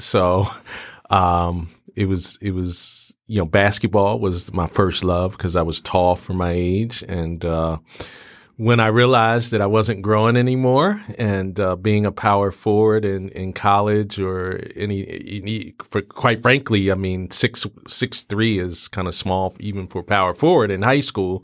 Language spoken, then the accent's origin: English; Philadelphia, Pennsylvania, United States; growing up in Philly, uh, you know, in the seventies